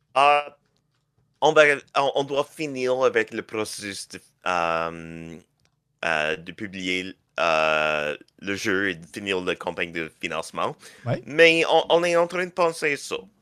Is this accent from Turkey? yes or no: no; Canada; je suis canadien